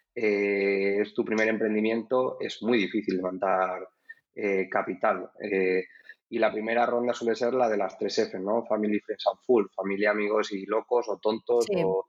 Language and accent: Spanish; Cuacos de Yuste, Extremadura, Spain; now in Madrid, Spain; soy de Cuagos de Yuste, de Cáceres